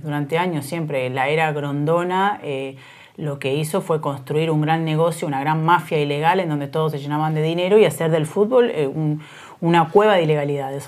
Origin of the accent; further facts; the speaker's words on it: Salto, Buenos Aires Province, Argentina; moved away; una empresa de transporte de Salto que cerró, de mi pueblo originario